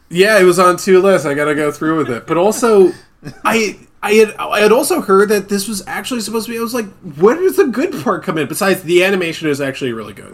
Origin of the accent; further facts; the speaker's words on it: Scotland, United Kingdom; I'm Scottish